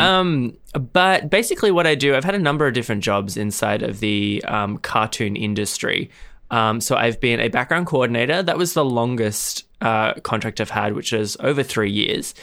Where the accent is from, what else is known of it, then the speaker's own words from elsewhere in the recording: Australia; I am from Australia